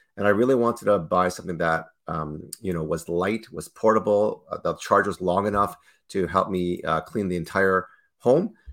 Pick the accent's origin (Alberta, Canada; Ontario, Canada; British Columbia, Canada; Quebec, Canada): Ontario, Canada; Toronto; born and raised in Toronto, Canada, myself.